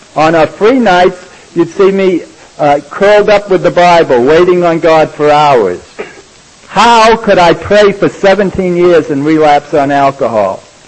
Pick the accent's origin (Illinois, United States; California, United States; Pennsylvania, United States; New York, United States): New York, United States; We're from New York